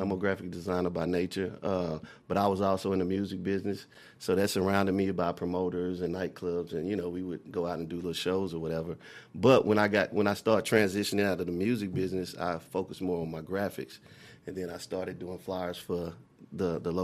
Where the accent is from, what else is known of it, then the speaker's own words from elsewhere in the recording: Dallas, Texas, United States; I'm from Dallas, Texas, born and raised. Oak Cliff, where I spend most of my days